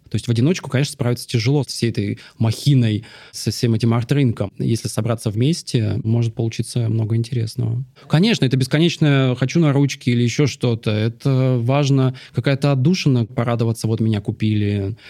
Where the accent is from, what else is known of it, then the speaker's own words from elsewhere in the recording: Dzhari, Russian Far East, Russia; now in Moscow, Russia; Я родился на Дальнем Востоке, маленькая нанайская деревня на берегу Амура, Джари